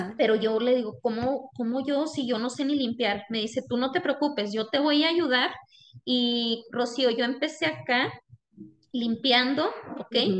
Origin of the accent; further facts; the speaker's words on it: Chihuahua, Mexico; now in United States; yo soy de, de Ballesta, Chihuahua, es un pequeño municipio en la Sierra Tarumara del estado de Chihuahua, México, y es de donde nosotros somos